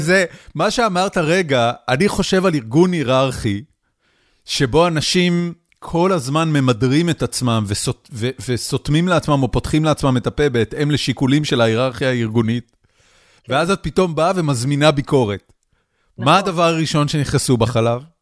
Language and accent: Hebrew; Haifa, Haifa District, Israel; moved away as an adult; גדלנו ביחד בחיפה, שני רחובות אחד ליד השני